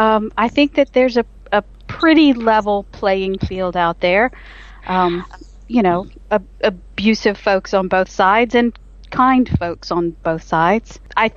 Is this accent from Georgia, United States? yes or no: yes; rural Georgia, United States; I am from rural Georgia in the United States, hence the Deep South.